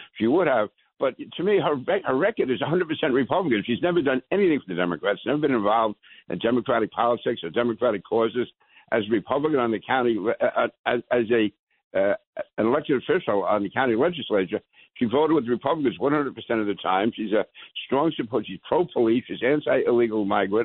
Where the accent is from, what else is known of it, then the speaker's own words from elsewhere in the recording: New York City, New York, United States; also born or lived in Manhattan / Brooklyn; I was born in Manhattan, raised in Queens, went to school in Brooklyn. I consider myself a diehard New Yorker